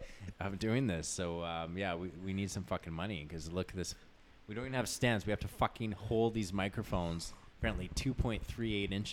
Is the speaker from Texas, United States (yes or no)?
yes; Houston, Texas, United States; moved away; I am from H-Town